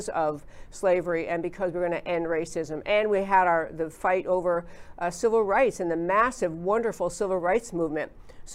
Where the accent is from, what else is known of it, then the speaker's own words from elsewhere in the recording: upstate New York, United States; moved away; I grew up in New York and way upstate New York